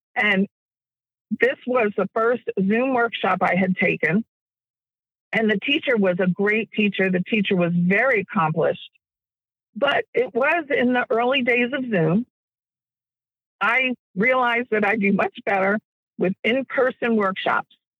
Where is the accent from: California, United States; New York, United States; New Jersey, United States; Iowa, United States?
New Jersey, United States; Jersey Shore; moved away; also born or lived in Virginia; I was raised near the Jersey Shore